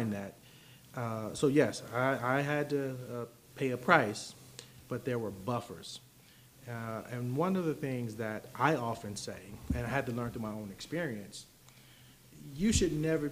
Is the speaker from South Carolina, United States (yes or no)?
no; Chicago, Illinois, United States; I was born in Chicago in an urban area